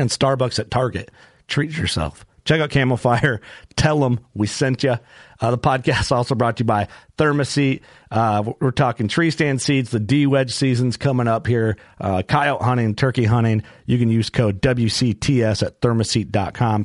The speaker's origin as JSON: {"language": "English", "region": "Midwest", "country": "United States", "tie": "born or raised there", "said": "growing up in the Midwest, it's like I didn't grow up watching anything Western based"}